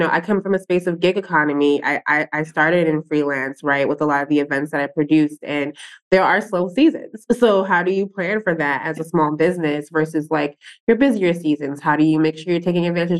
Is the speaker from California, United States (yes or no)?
no; New York City, New York, United States; I'm born and raised in Brooklyn